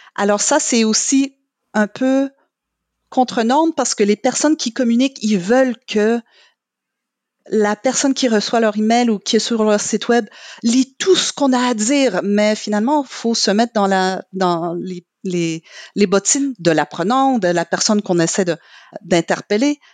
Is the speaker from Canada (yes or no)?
yes; Quebec, Canada; first language English; French is a second language; moved away; je suis québécoise